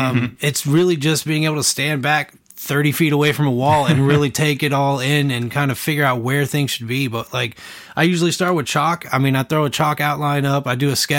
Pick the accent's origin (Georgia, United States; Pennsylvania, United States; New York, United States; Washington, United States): Georgia, United States; Atlanta; now in Huntsville, United States; I'm from Atlanta